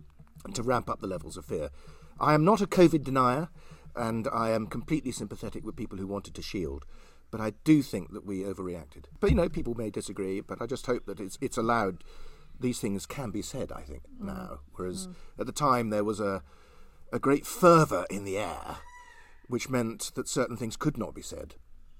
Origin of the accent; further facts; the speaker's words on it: Cirencester, South West England, United Kingdom; moved away as an adult; also born or lived in Gloucestershire / Colwall, Herefordshire; now in Herefordshire, United Kingdom; I was born in Cirencester